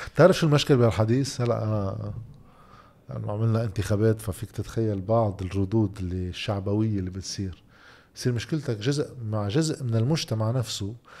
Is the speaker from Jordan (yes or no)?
no; Lebanon; نحن اولهم لبنانيه